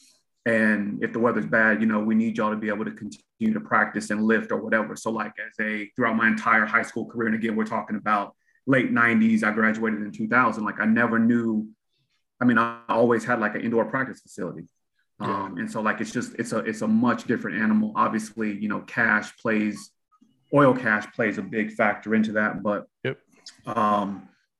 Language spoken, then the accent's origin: English; Texas, United States; moved away; I'm originally from Texas